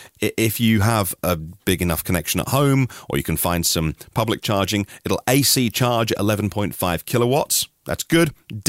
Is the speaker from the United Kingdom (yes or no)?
yes; East of England, United Kingdom; accent: Norfolk; I grew up in Norfolk in East Anglia. I haven't got the Norfolk accent. Or I can still do it if I try. All right, boy, I am from Norfolk, but I don't speak like that, like many of my family still do.